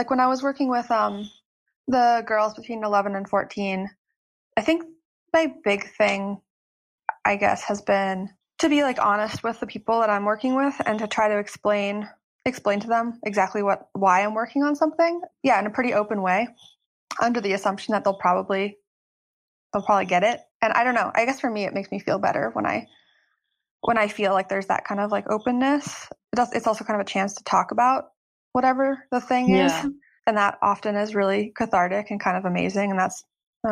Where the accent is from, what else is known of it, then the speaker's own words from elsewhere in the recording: State College, Pennsylvania, United States; moved away as an adult; also born or lived in New York; I'm actually living in my hometown now